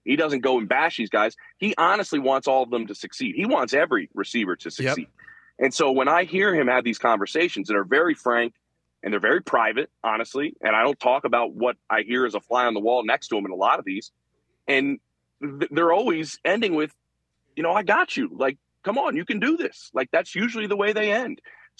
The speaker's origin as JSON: {"language": "English", "town": "Philadelphia", "region": "Pennsylvania", "country": "United States", "tie": "born or raised there", "said": "My hometown Philadelphia Phillies"}